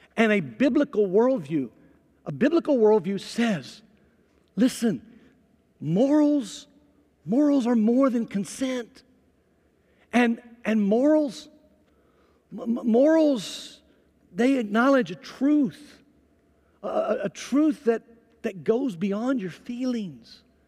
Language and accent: English; Mississippi, United States; I'm from Mississippi